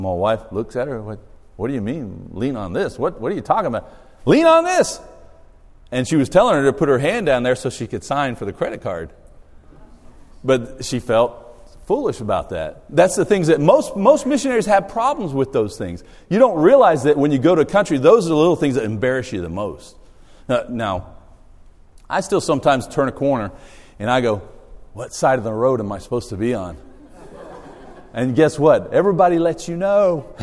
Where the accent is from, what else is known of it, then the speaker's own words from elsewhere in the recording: Australia; moved away; I grew up in Australia